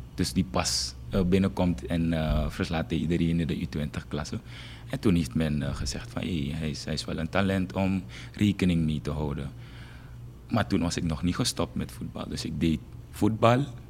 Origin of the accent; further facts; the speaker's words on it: Paramaribo, Paramaribo District, Suriname; ik ben geboren en getogen in uh, eh, Gersvleet. Dat is een volksbuurt.